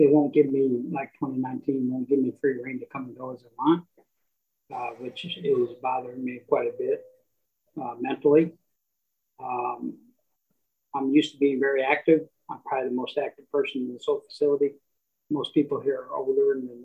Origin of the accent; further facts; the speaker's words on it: Dallas, Texas, United States; also born or lived in Michigan; now in Elk Grove Village, United States; I'm from Texas, Dallas, Texas